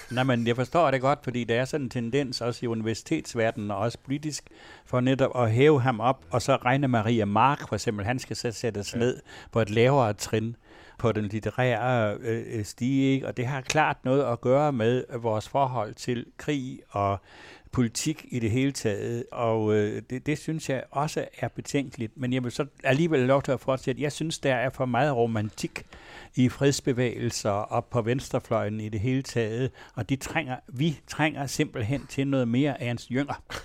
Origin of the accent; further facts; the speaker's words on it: Denmark; jeg er vokset op i en egen af Danmark, hvor der næsten ingen herregårde var